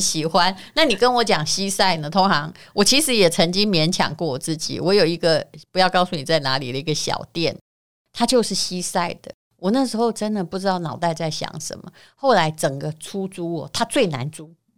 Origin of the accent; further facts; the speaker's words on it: Yilan County, Taiwan; 我们宜兰人